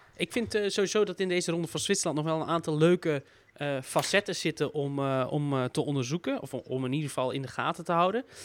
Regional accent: Netherlands; vanuit Nederlands oogpunt

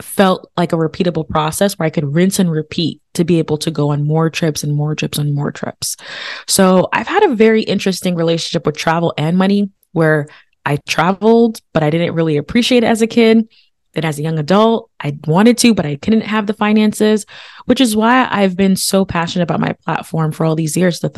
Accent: United States; born or raised there; also born or lived in Haiti

